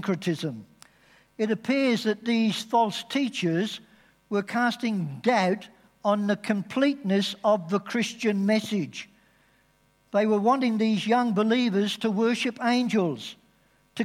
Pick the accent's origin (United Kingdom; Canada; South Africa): United Kingdom; England; now in Australia; being English is part of my identity.